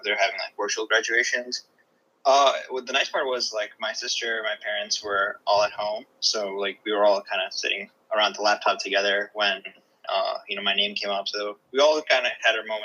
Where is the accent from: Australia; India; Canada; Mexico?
India; Gandhinagar, Gujarat; now in United States; I was born in Gandhinagar, Gujarat, which is like not a big city, you know, and I was really close to my uncle. We lived maybe 5 minutes apart.